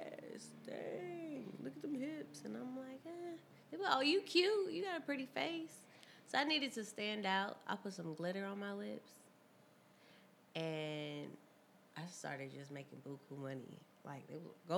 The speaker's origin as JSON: {"language": "English", "town": "St. Louis", "region": "Missouri", "country": "United States", "moved": "as an adult", "lives_now": "California, United States", "said": "I'm from St. Louis, Missouri."}